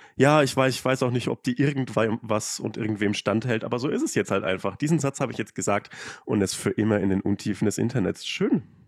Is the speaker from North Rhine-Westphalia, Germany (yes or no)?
no; Upper Franconia, between Forchheim and Bamberg, Bavaria, Germany; accent: Franconian; moved away; ich komme halt auch aus, aus Bayern und aus dem letzten Kaff